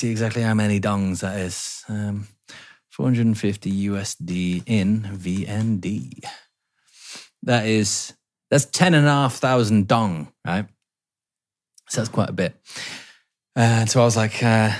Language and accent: English; England, United Kingdom; moved away; I'm English